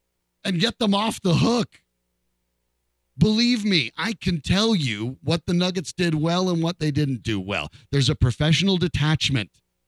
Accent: Colorado, United States; I was born and raised in Colorado

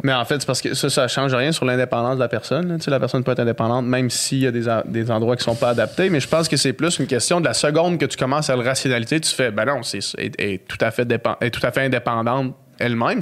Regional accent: Quebec City, Quebec, Canada; Québec, euh, où est-ce que j'ai grandi

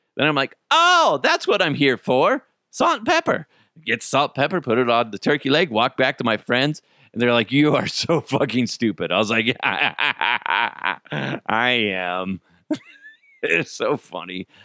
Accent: United States; I'm an American

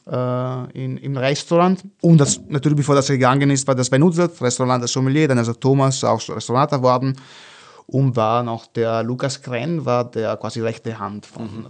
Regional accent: Venice, Veneto, Italy; German is a second language; moved away as an adult; now in Vienna, Austria; ich bin, bin Venezianer, also ich komme aus Venedig

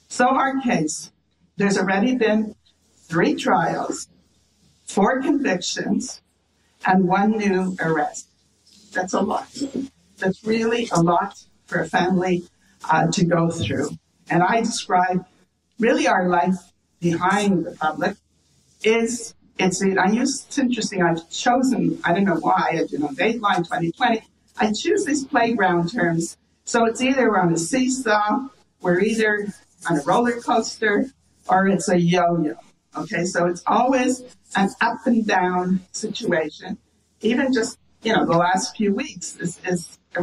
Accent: Canada; we're Canadian, I have to tell you, we're all Canadian

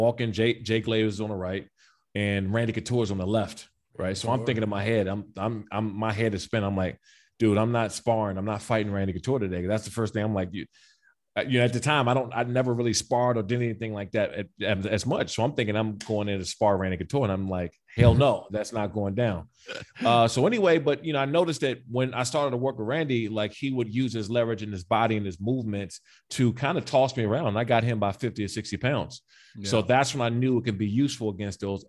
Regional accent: United States; I'm from the Maryland, D.C., Virginia area, right? So I grew up around a ton of boxers.

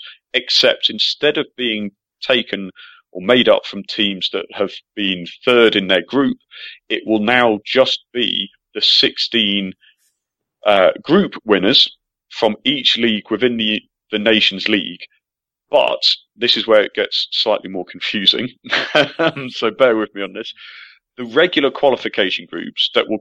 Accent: England, United Kingdom; as an Englishman

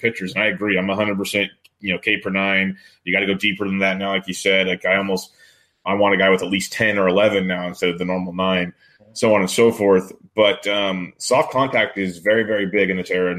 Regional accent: Woodland, California, United States; I'm born and raised in Woodland, California.

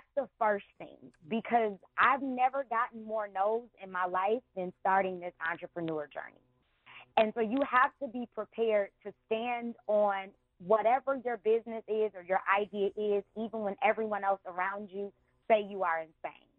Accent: Detroit, Michigan, United States; I grew up in the city. I went to Cass Tech

